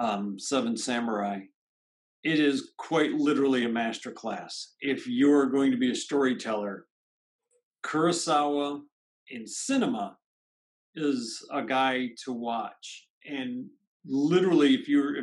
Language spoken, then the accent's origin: English; United States